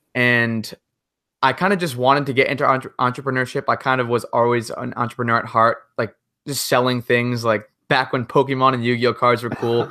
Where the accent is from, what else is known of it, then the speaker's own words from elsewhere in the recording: Massachusetts, United States; I'm from Massachusetts